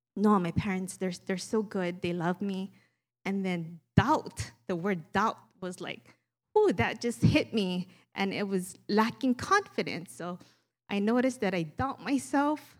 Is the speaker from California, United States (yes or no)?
no; Maui, Hawaii, United States; accent: Pidgin; growing up, born and raised in Maui, we speak Pidgin.